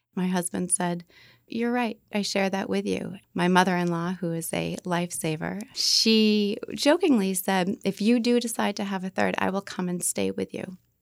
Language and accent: English; Beverly, Massachusetts, United States; I'm from the North Shore, Beverly.